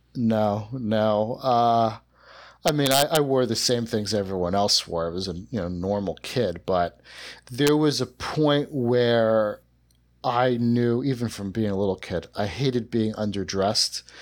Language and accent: English; South Shore of Long Island, New York, United States; I grew up in, in the South Shore of Long Island